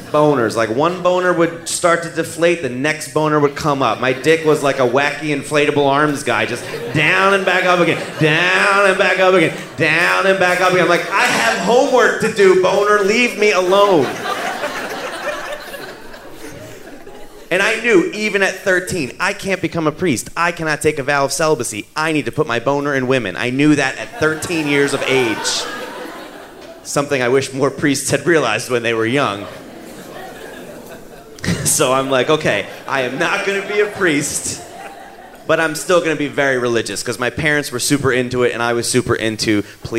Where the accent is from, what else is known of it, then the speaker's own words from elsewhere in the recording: Philadelphia, Pennsylvania, United States; I'm Italian from South Philly